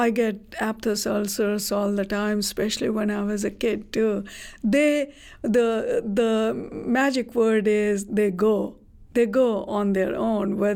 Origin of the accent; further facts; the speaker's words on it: India; moved away; I come from India